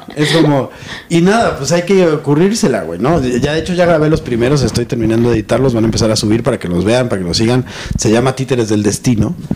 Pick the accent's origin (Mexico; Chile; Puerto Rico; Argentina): Mexico; Yo crecí en los 80 en México